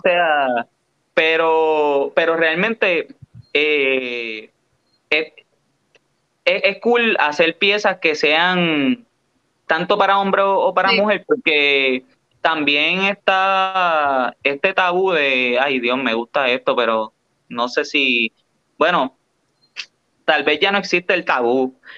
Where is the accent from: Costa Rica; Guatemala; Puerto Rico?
Puerto Rico